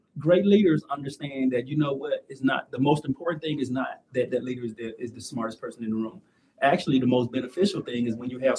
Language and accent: English; Mississippi Delta, United States; And I'm from the Delta. As people are telling you, I believe Mississippi Delta. I love it. But it is a poverty stricken place. I grew up in poverty.